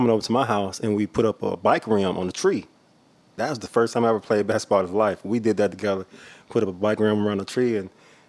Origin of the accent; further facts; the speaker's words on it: Oxford, Mississippi, United States; now in Atlanta, United States; from Oxford, Mississippi.